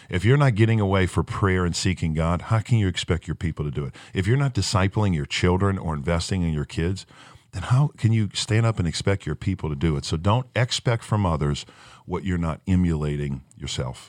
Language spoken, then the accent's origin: English; Chalmette, Louisiana, United States; moved away as an adult; We're from Chalmette, Louisiana. We don't leave.